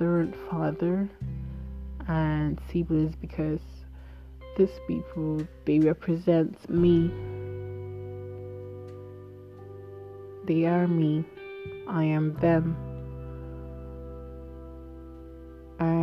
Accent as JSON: {"language": "English", "area": "Igbo", "region": "Igboland", "country": "Nigeria", "said": "So I'm Nigerian, an Igbo girl."}